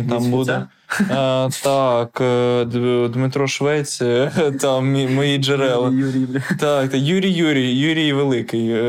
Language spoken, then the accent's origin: Ukrainian; Ukraine; Ні, я з України. Це там, де Європа. Це там, де Дніпро.